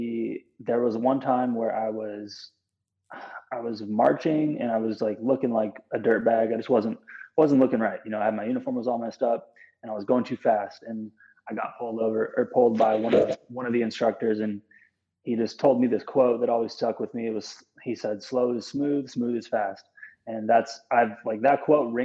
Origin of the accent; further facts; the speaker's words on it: Bremerton, Washington, United States; I'm from Bremerton, Washington